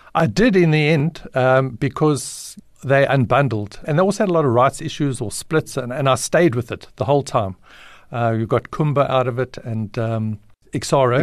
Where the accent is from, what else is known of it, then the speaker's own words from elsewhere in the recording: Alberton, Gauteng, South Africa; also born or lived in Johannesburg, South Africa; I ended up, um, in Alberton just before my ninth birthday, and I've been in Alberton ever since.